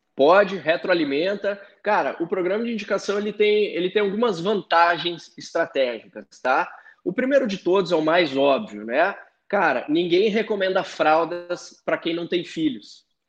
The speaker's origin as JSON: {"language": "Portuguese", "town": "Porto Alegre", "region": "Rio Grande do Sul", "country": "Brazil", "also_born_or_lived": "Florianópolis", "moved": "as an adult", "lives_now": "São Paulo, Brazil", "said": "Eu sou gaúcho de Porto Alegre, morei cinco anos em Floripa, agora que eu tô aqui em São Paulo"}